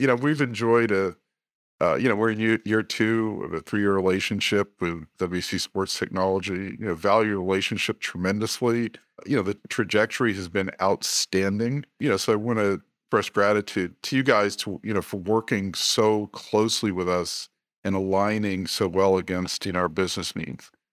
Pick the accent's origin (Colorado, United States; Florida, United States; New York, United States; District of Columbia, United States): District of Columbia, United States; Washington; I was born in the Washington, D C area.